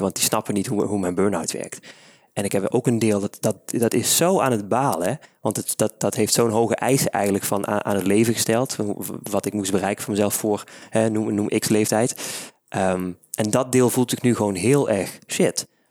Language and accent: Dutch; Maastricht, Limburg, Netherlands; Ja, ik ben van Maastricht